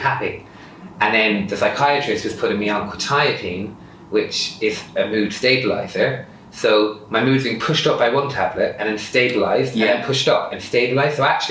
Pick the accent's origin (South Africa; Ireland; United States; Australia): Ireland; I'm Irish